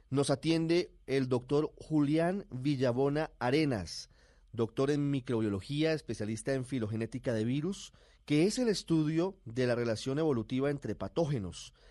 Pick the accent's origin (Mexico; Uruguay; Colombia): Colombia; moved away as an adult; also born or lived in São Paulo, Brazil / France; now in London, United Kingdom; Sí, yo soy colombiano